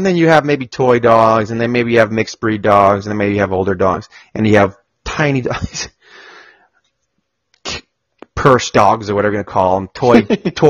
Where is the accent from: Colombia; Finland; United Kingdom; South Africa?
Colombia; now in Austin, United States; I'm from Colombia